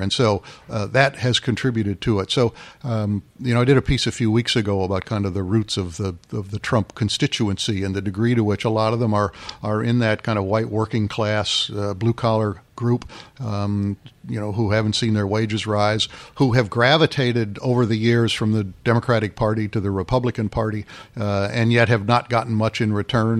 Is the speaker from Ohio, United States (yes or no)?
no; Freeport, Illinois, United States; moved away; I grew up in Freeport, home of one of the, or site of one of the Lincoln Douglas debates up in the northwest part of the state